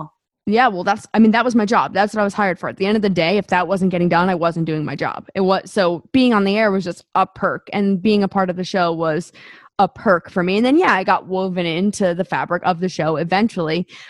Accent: New Jersey, United States; moved away as an adult; also born or lived in New York; now in Seattle, United States; I grew up in New Jersey, listening to that station.

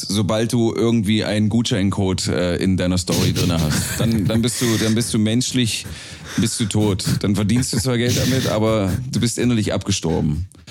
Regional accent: small village near Bitterfeld, Saxony-Anhalt, Germany; accent: Sachsen-Anhaltisch; moved away; Ich komme ursprünglich äh, aus einem 529 Seelenort in der Nähe der ehemals dreckigsten Stadt Europas.

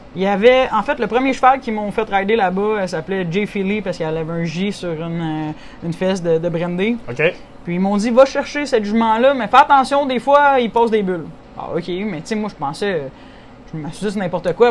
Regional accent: Saint-Barnabé-Sud, Quebec, Canada; also born or lived in Western Canada / Saint-Jude; je viens de la région de Saint-Hyacinthe. Je suis né dans le village de Saint-Barnabé-Sud

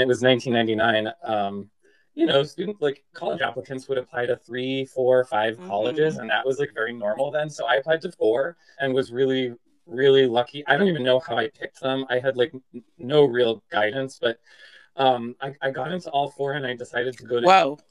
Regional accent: Massachusetts, United States; moved away; I'm from Massachusetts originally

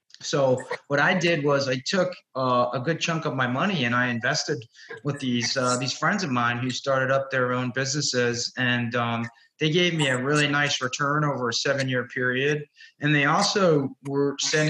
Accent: New York City, New York, United States; I'm originally from Brooklyn, New York

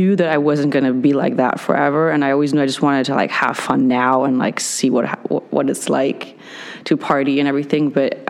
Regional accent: Hamburg, Germany; also born or lived in California; I was born and raised in Hamburg, Germany. My mother is from California. My dad's from Germany. So I've spent a high school year in California

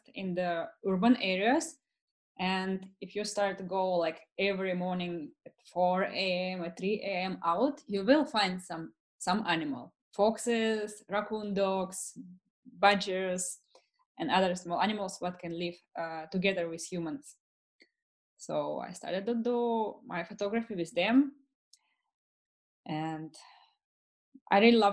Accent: Saint Petersburg, Russia; moved away as an adult; now in Helsinki, Finland; I'm originally from St. Petersburg, Russia

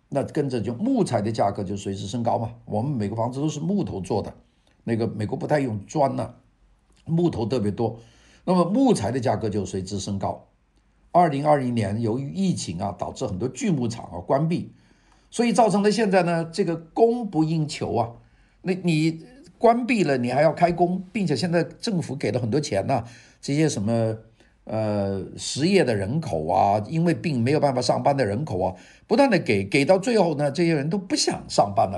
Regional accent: China; now in Los Angeles, United States; 我们中国人

